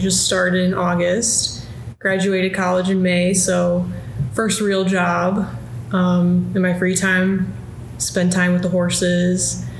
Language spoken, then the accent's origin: English; Bartlett, Illinois, United States; I'm from Bartlett, Illinois, which is right outside Chicago in the suburbs.